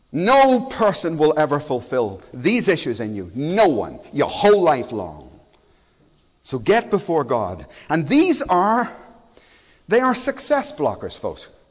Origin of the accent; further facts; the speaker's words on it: Belfast, Northern Ireland, United Kingdom; now in Cardiff, United Kingdom; I was born in Belfast. It was an incredibly bad place at that time.